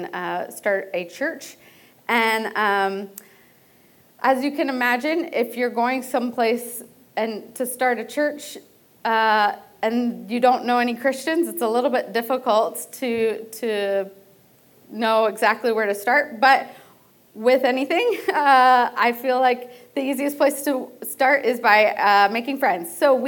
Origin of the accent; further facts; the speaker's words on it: Delaware, United States; I grew up in Delaware